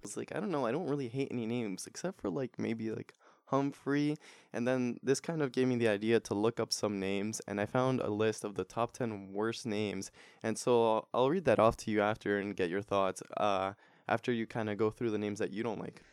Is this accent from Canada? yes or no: yes; Toronto, Ontario, Canada; we're also from Toronto